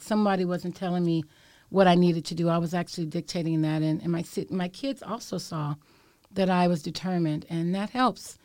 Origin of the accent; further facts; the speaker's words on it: San Francisco, California, United States; I was born and raised in Bayview Hunters Point, and I am a sixth generation San Franciscan